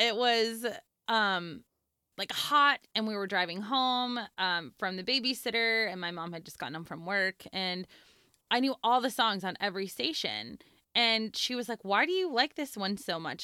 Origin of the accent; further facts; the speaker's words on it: Santa Clarita, California, United States; I grew up in Southern California. I grew up in the Santa Clarita Valley, which at the time was very tiny and now is kind of a thing, but it's a suburb of Los Angeles